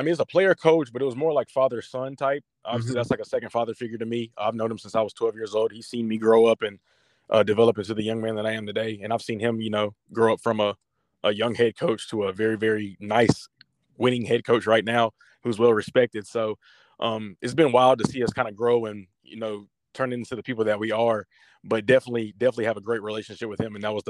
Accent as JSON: {"language": "English", "region": "Southeast", "country": "United States", "said": "You know, obviously I'm from the Southeast, so to go up to Boston, it was a culture shock in terms of just the weather and everything like that."}